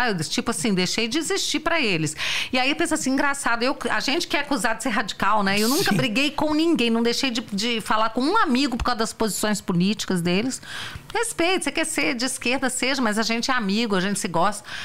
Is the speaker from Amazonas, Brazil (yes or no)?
no; Federal District, Brazil; Eu sou do DF.